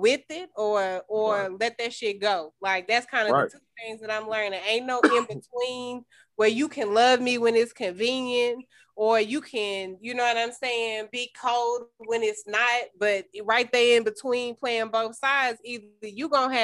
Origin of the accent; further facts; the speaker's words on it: Greeneville, Tennessee, United States; now in Nashville, United States; I'm from Greenville, Tennessee